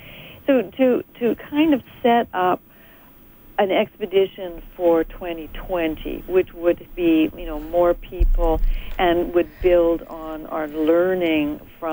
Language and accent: English; Edmonton, Alberta, Canada; Edmonton's my hometown.